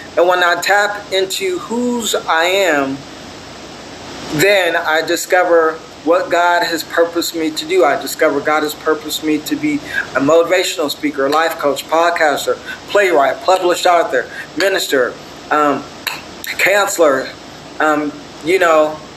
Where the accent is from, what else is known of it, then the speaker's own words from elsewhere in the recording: Torrance, California, United States; I was born in Torrance, California